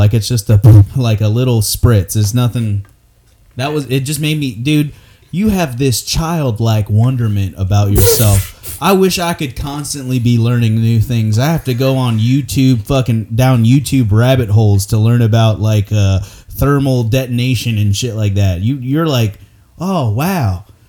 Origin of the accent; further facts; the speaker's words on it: Newport, Arkansas, United States; also born or lived in Virginia; Oh, neat. Yeah, we're from Newport. And, yeah.